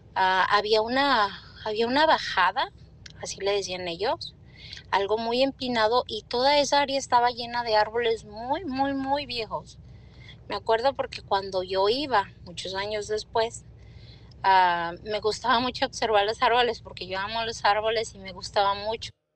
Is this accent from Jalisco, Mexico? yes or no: yes; Las Naranjas, Jalisco, Mexico; del lugar donde yo nací, se llama Las Naranjas, es en el estado de Jalisco